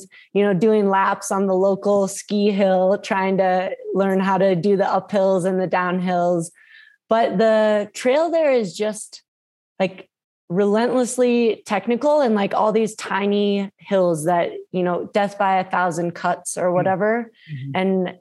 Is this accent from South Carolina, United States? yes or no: no; Minnesota, United States; born or raised there; moved away